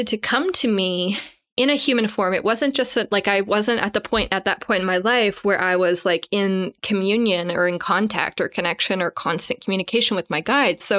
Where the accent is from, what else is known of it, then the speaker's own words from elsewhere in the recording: Canada; I'm Canadian